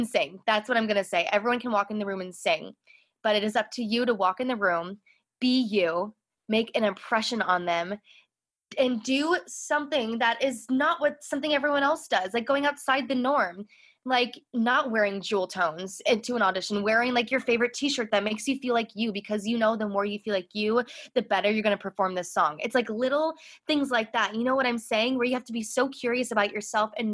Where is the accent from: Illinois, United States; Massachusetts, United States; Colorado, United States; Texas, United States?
Illinois, United States; Chicago; I grew up in Chicago, so I had access to Broadway in Chicago